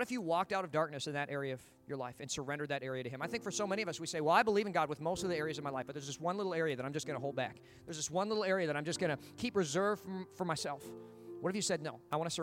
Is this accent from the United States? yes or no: yes; United States; as an American